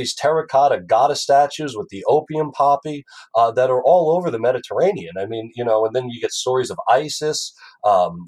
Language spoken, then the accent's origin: English; Franklin Square, New York, United States; moved away; also born or lived in Long Beach, New York; Franklin Square. On Long Island, and then I moved to Long Beach